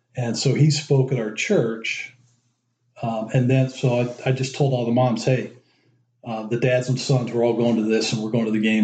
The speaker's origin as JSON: {"language": "English", "town": "Dayton", "region": "Ohio", "country": "United States", "tie": "born or raised there", "also_born_or_lived": "Youngstown, Ohio / Cleveland, Ohio", "said": "we moved to Cleveland when I was three, lived there till I was ten, then moved to Dayton. So I basically grew up in Dayton, Ohio"}